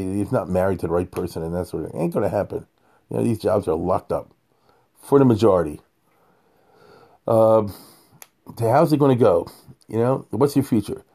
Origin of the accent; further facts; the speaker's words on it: United States; I'm an American